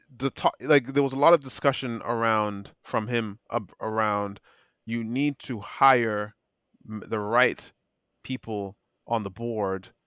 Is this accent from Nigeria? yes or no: yes; Nigeria; me being a Nigerian